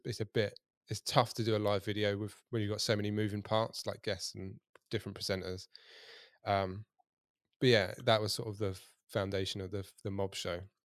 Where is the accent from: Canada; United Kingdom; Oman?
United Kingdom; Kent, South East England; now in Hampshire, United Kingdom; I'm from Kent